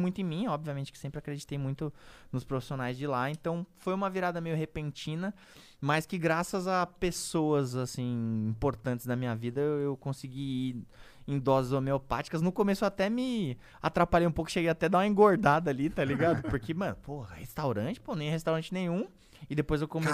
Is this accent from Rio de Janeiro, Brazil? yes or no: no; São Paulo, Brazil; minha quebrada da Vila Santa Catarina